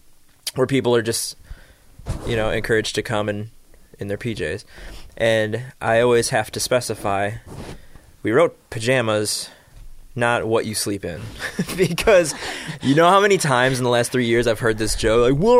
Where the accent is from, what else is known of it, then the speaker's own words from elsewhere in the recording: Schaumburg, Illinois, United States; Yeah, because I'm a suburb boy, so we had some family videos.